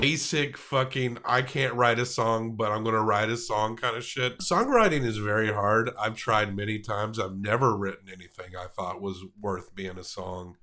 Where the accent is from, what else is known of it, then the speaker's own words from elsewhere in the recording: Tennessee, United States; I'm from Tennessee